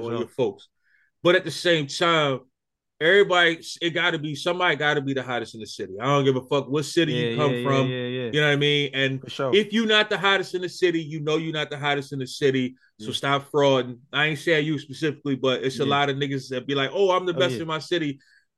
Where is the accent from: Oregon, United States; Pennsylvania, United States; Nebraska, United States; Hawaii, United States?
Pennsylvania, United States; Philadelphia; I'm from Philly